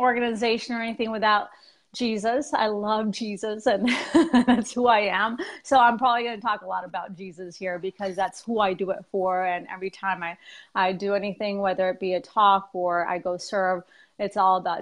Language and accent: English; South Texas, United States; moved away as an adult; now in Boise, United States; But I'm originally from Texas, from South Texas.